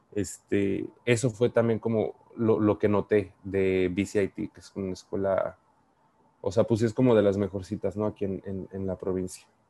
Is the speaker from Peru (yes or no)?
no; Mexico; accent: Mexican; moved away as an adult; now in Vancouver, Canada; yo soy mexicano, yo desde que iba a la Universidad Latina de América siempre he trabajado y estudiado